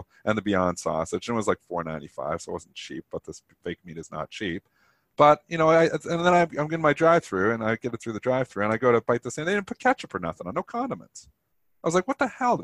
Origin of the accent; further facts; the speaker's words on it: Leamington, Ontario, Canada; I was born in Leamington, Ontario, which was used to be just built by Heinz. It's like the tomato it's called the tomato capital of Canada